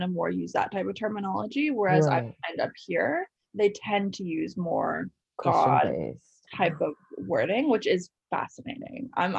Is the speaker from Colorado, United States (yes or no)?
yes; Colorado, United States; moved away as an adult; now in Canada; I grew up in the States. Where? Colorado.